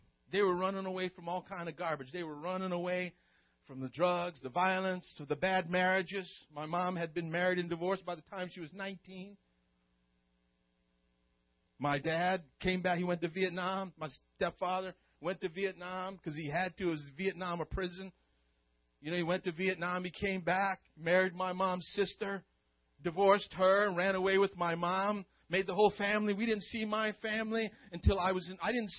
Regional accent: Stockton, California, United States; I grew up, I was born in Stockton, California, you know, and I grew up in the ghettos. You know, my mom got pregnant with me when she was 16 years old.

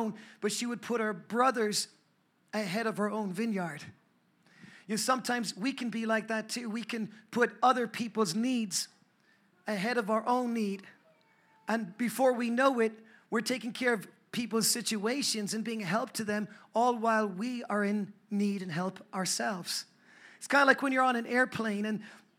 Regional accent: Ireland; now in United States; I'm from Ireland.

